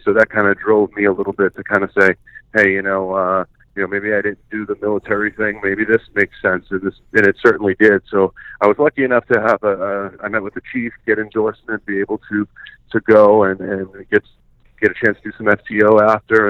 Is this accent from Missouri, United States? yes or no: no; Boston, Massachusetts, United States; moved away as an adult; now in Montana, United States; I grew up in Boston, you know, my whole life.